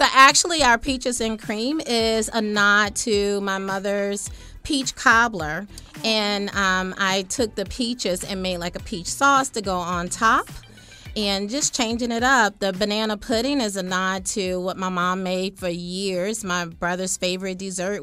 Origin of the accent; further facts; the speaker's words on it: New Orleans, Louisiana, United States; I am from New Orleans